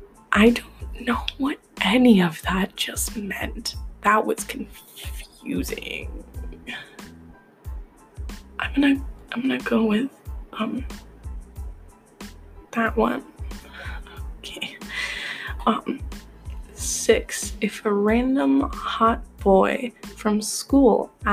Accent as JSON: {"language": "English", "region": "Midwest", "country": "United States", "said": "I'm American, so like, I'm Midwestern"}